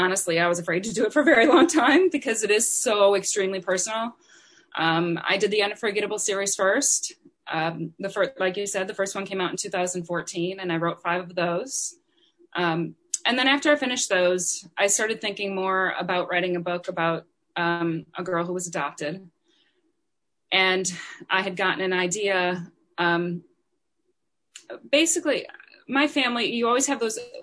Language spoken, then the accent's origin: English; Wisconsin, United States; I grew up in Wisconsin.